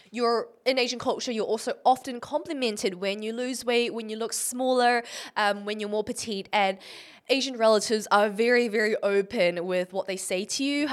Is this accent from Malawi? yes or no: no; Auckland, New Zealand; I was born in New Zealand, Auckland